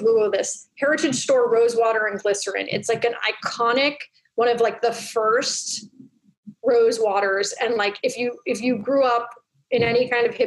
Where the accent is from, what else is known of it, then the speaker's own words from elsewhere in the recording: California, United States; I was raised in California